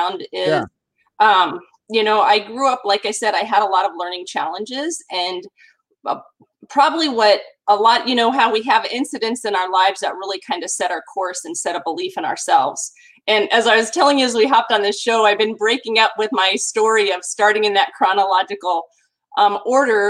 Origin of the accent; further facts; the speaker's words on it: Los Angeles, California, United States; also born or lived in Burbank, California / San Diego, California / Arcadia, California; I was born in Burbank and grew up the first 7 years of my life in Sherman Oaks, California. So I'm a California girl. I've never really lived more than an hour away from one location